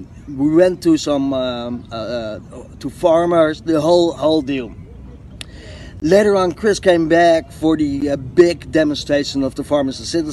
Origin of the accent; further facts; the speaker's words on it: Netherlands; come over from the Netherlands, Holland, to Canada.